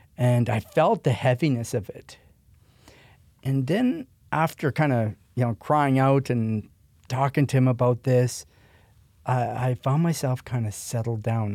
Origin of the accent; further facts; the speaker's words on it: Prince Albert, Saskatchewan, Canada; I was born and raised in Canada, but actually in Saskatchewan, Prince Albert, Saskatchewan, which is kinda, um, north of Montana